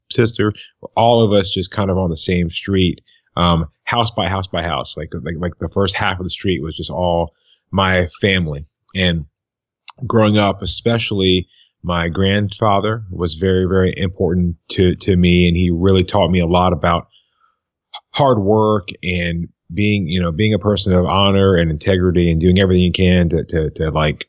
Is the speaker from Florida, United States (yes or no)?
yes; Tarpon Springs, Florida, United States; I'm actually from a small town. I call it a small town called Tarpon Springs, Florida, which is right near Tampa.